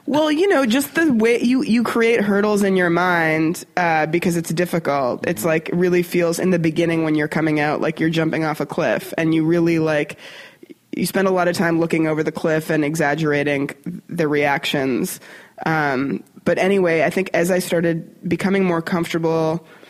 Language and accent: English; Canada; moved away as an adult; now in United States; as a Canadian